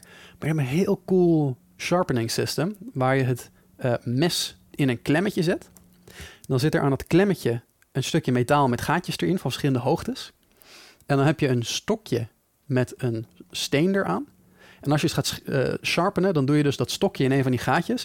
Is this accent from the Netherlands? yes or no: yes; Netherlands; wij Nederlanders